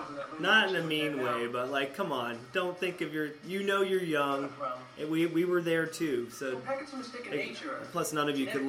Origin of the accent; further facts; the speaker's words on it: the South, United States; I told you I'm from the South.